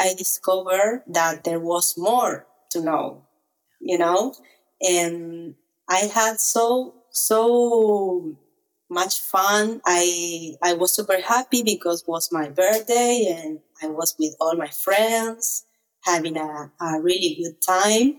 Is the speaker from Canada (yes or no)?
no; Argentina; English is a second language; maybe 50 or 100 people in my hometown